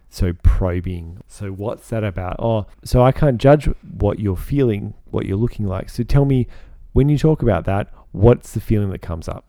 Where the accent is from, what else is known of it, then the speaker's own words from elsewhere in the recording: Australia; I personally, as an Australian